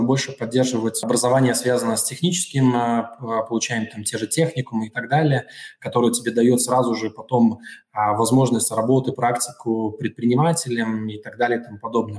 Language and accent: Russian; Daugavpils, Latvia; also born or lived in Riga; я вернулся э, в 2019 году, э, вернулся в, в родной город